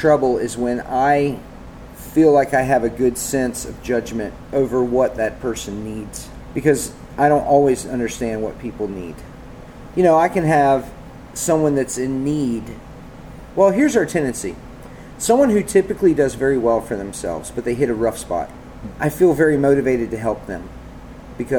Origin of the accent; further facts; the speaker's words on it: the South, United States; growing up in the South